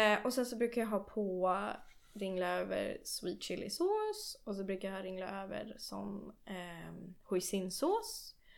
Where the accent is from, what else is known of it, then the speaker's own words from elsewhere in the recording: Nacka, Stockholm County, Sweden; also born or lived in London, United Kingdom / United States; Jag är uppvuxen i eh, Stockholm, eller i, ja, inte i Stockholm, utanför Stockholm eh, i en kommun som heter Nacka.